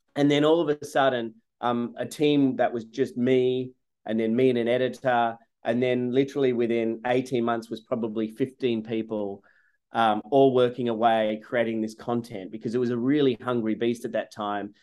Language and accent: English; Sydney, New South Wales, Australia; moved away as an adult; also born or lived in Gainesville, Florida; now in United States; I grew up in Sydney, Australia, in the suburbs